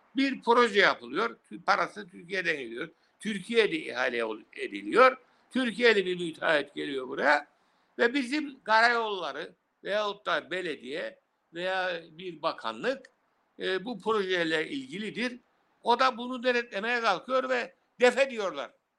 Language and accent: Turkish; Cyprus